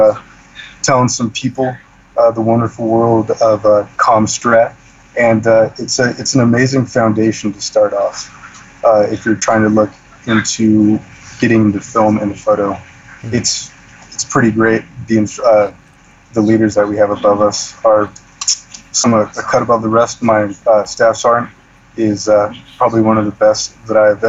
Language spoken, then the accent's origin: English; Long Beach, California, United States; moved away as an adult; also born or lived in Camp Pendleton, California / Afghanistan; I grew up in Long Beach